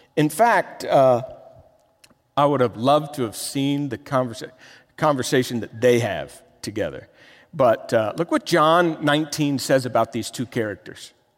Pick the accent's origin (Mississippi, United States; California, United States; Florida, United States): Florida, United States; Miami; moved away as an adult; I'm from Miami.